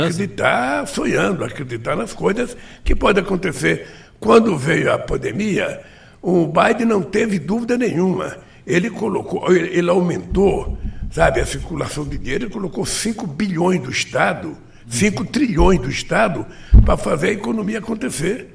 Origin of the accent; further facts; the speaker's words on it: Brazil; Eu sou brasileiro